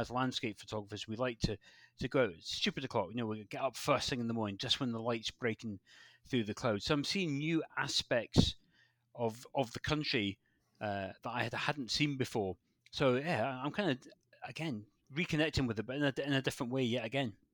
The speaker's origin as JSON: {"language": "English", "region": "West Highlands of Scotland", "country": "United Kingdom", "tie": "born or raised there", "also_born_or_lived": "Glasgow", "moved": "as an adult", "lives_now": "Devon, United Kingdom", "said": "I grew up in Scotland, born in Scotland, grew up there, and then moved down to Devon"}